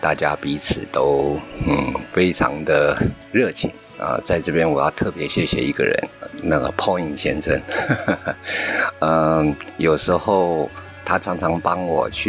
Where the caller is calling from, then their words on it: Taiwan; 各位声波飞行员的听众，大家好，